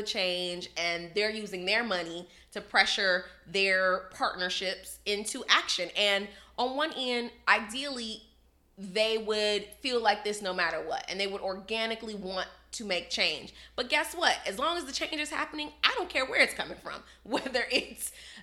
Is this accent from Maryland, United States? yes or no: no; Chicago, Illinois, United States; I'm from Chicago